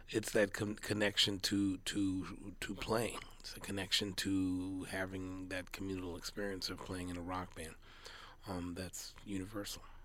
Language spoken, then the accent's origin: English; California, United States; I am from California.